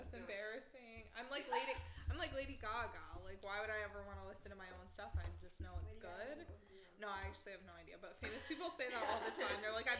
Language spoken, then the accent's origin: English; Albany, United States; I'm from Albany.